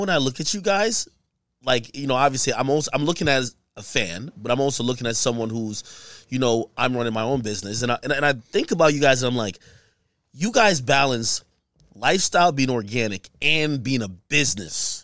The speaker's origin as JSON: {"language": "English", "country": "Jamaica", "tie": "born or raised there", "moved": "yes", "lives_now": "United States", "said": "I was born in Jamaica"}